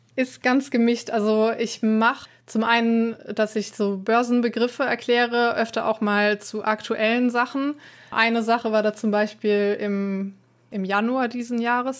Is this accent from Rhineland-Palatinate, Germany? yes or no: yes; Trier, Rhineland-Palatinate, Germany; Aus Trier